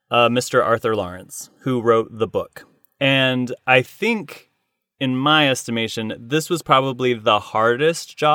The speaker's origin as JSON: {"language": "English", "region": "New York", "country": "United States", "said": "we I'm a New Yorker."}